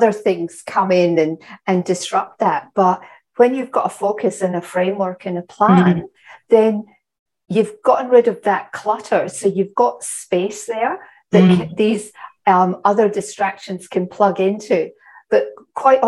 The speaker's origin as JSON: {"language": "English", "region": "Scotland", "country": "United Kingdom", "said": "I'm Scottish"}